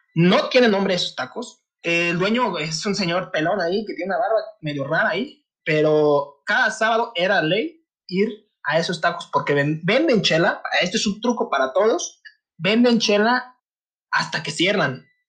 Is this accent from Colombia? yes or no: no; Michoacán, Mexico; now in Guadalajara, Mexico; Yo soy del estado de Michoacán, radico también en la ciudad de Guadalajara